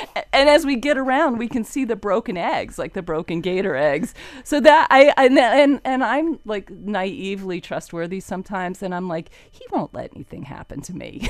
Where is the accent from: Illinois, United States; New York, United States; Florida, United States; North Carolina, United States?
Florida, United States; Fort Lauderdale; also born or lived in Ocala, Florida; I grew up in Fort Lauderdale.